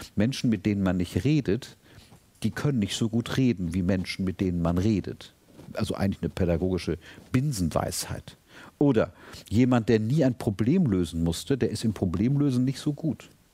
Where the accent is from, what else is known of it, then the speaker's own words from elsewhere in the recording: Germany; als Deutscher